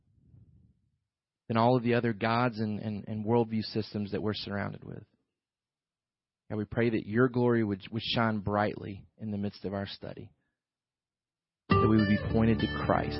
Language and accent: English; the South, United States; we were raised here in the South